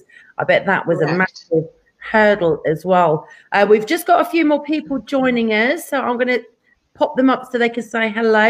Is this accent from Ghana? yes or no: no; Devon, South West England, United Kingdom; moved away as an adult; now in California, United States; My hometown. I was born there. I absolutely miss Devon completely